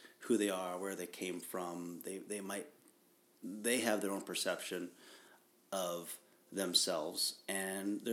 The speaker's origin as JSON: {"language": "English", "region": "Ohio", "country": "United States", "tie": "born or raised there", "said": "I'm from Ohio, right? Yeah, and I grew up in Ohio"}